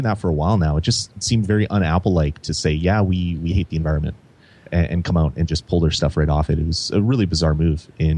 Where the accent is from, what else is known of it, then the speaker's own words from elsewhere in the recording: Canada; For one, I'm Canadian, so this has very little to do with us up here in Canada.